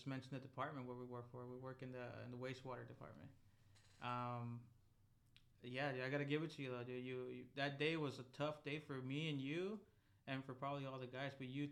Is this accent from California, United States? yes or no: yes; San Diego, California, United States; growing up in San Diego